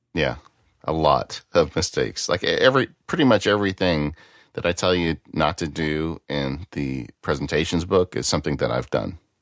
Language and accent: English; Texas, United States; accent: Texas; My Texas accent